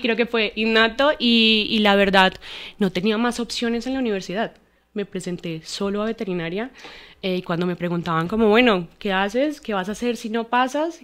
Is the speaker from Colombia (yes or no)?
yes; Armenia, Quindío, Colombia; moved away as an adult; now in Bogotá, Colombia; Nosotros, o mi mamá, mi papá y yo soy de Armenia. No, no vivíamos, em, no, no éramos de Bogotá. Pues nosotros nos vinimos a, vivir acá cuando empezamos la universidad.